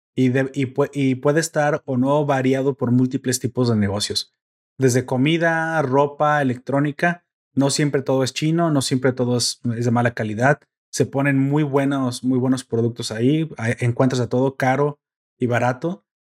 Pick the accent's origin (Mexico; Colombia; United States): Mexico; en mi pueblo, en mi ranchito, en mi, en mi villa medieval